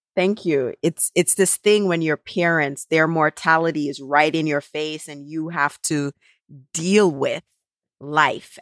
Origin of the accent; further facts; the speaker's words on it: Jamaica; now in United States; never one point in my life growing up in Jamaica was I ever home alone